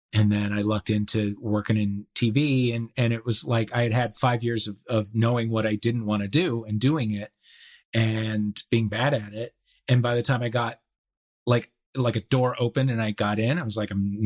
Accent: Kirkwood, Missouri, United States; now in Los Angeles, United States; where I grew up in St. Louis.

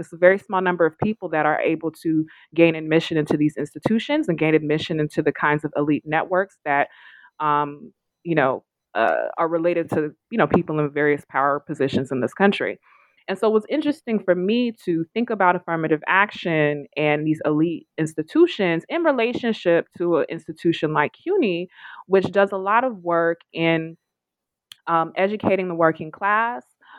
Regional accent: California, United States; I grew up in California. I was a young person when Proposition 209 was passed.

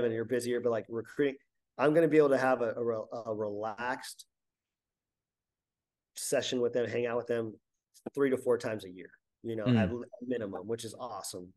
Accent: Southern California, United States; I was from Southern California

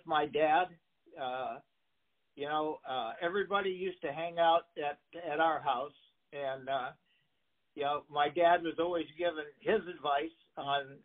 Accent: Bradley / Glenview, Illinois, United States; moved away as an adult; we moved up from Bradley to Glenview, Illinois.

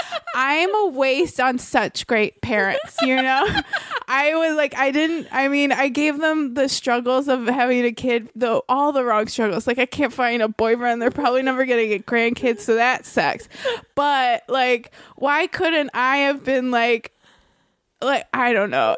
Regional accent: Merritt Island, Florida, United States; moved away as an adult; also born or lived in New York; now in Los Angeles, United States; growing up in Florida uh like you where I was was a pretty conservative county

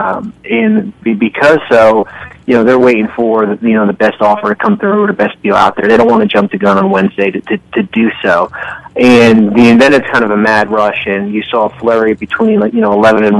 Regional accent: Northern New Jersey, United States; I am from Northern New Jersey

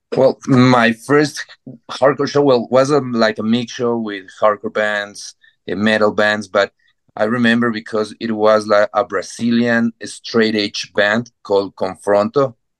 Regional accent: Ecuador; English is a second language; moved away as an adult; now in Bogota, Colombia; I I grew up in Ecuador, uh, very close to Chester's neighborhood, but I get married with a Colombian girl, and I moved to Bogota, Colombia, five years

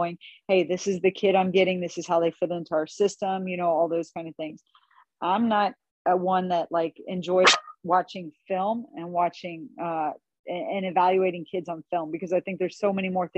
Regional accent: Northeast Missouri, United States; I grew up in Northeast Missouri, I didn't even want to go away to school at all

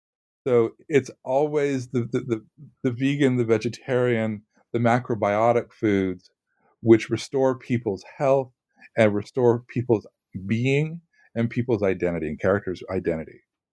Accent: California, United States; because I'm from California and went to school in Southern California, it's very nostalgic.

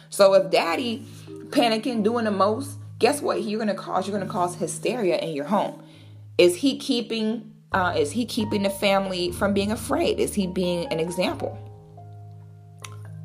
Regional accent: Florida, United States; I'm from Florida.

